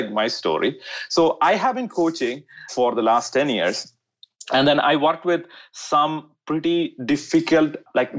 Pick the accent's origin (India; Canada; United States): India; I was born in India.